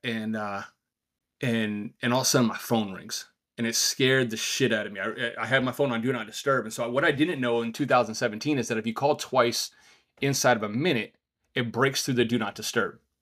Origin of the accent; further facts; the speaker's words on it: outside of New York City, United States; also born or lived in Virginia Beach; now in New Hampshire, United States; growing up outside of New York City